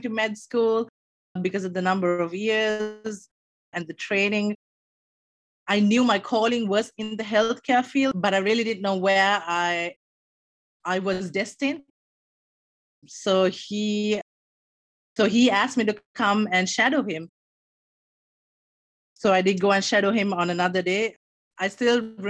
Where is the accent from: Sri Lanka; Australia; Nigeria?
Sri Lanka; moved away as an adult; now in Maryland, United States; I am originally from Sri Lanka. I moved here to the US as an international student